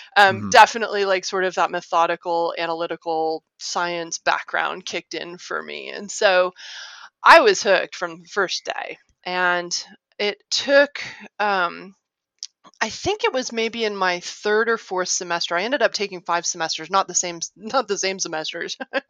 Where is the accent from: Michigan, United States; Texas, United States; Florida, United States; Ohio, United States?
Ohio, United States; also born or lived in Arkansas / Illinois; So I grew up in Ohio, Arkansas, Illinois.